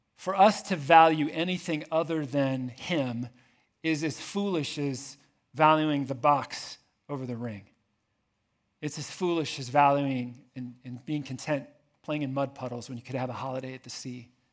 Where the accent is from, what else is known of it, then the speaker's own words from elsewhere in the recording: Indianapolis, Indiana, United States; moved away as an adult; also born or lived in Jordan; I grew up here in Indianapolis.